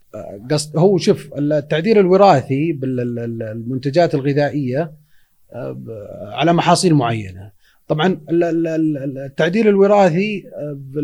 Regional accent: Saudi Arabia; احنا عندنا بالسعوديه هنا

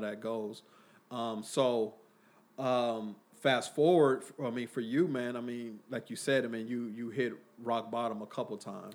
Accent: Oakland, California, United States; I was from, uh, I was born in Oakland, California

